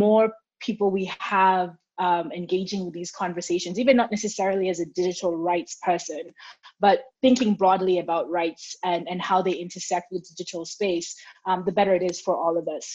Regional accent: Kenya; I'm a Kenyan

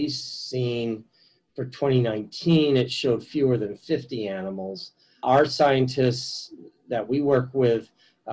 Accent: United States; now in Taiwan; I'm an American-born Taiwanese

